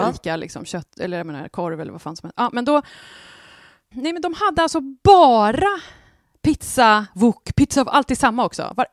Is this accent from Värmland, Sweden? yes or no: yes; Värmland, Sweden; accent: Värmlandic; Jag tycker jag pratar klockren värmländska.